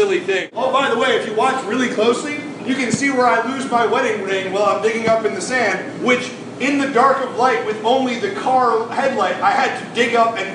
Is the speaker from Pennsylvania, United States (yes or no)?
no; Syracuse, New York, United States; moved away as an adult; now in Florida, United States; I'm from Syracuse, New York.